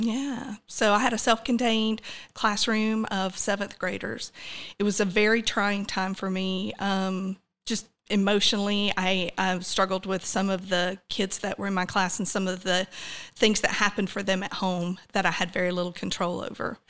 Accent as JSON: {"language": "English", "area": "Douglas County", "region": "Georgia", "country": "United States", "tie": "born or raised there", "also_born_or_lived": "Atlanta, Georgia", "said": "I grew up in Douglas County."}